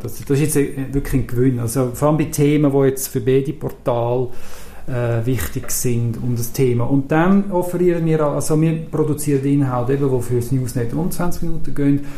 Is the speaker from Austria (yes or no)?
no; Zurich, Switzerland